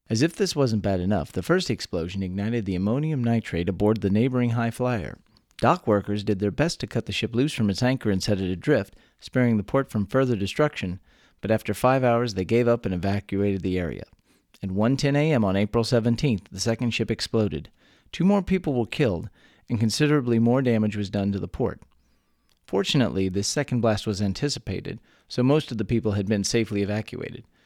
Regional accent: Texas, United States; born or raised there

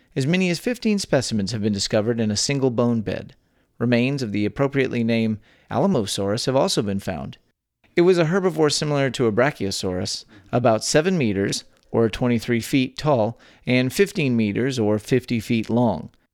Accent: Texas, United States; born or raised there

